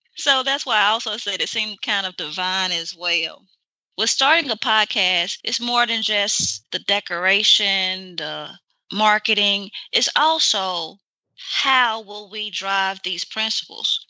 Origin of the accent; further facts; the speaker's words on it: Mississippi, United States; I'm from Mississippi